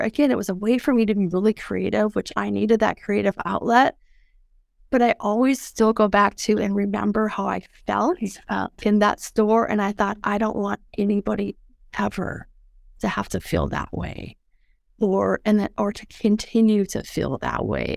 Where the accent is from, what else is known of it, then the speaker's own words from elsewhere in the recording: Mobridge, South Dakota, United States; I grew up in South Dakota